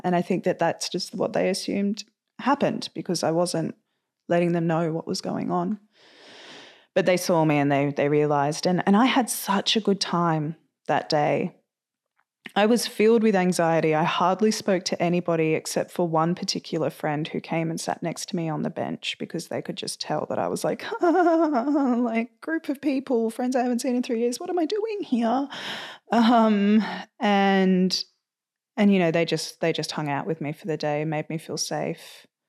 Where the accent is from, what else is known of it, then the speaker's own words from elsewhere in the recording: Sydney, New South Wales, Australia; I was born and raised in Sydney. I spent uh, the majority of my time growing up on the lower north shore of Sydney